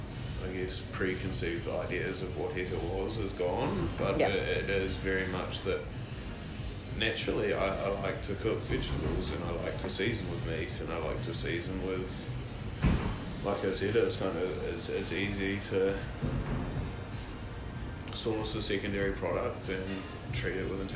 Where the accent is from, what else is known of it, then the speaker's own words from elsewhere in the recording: New Zealand; Like, I'm a Kiwi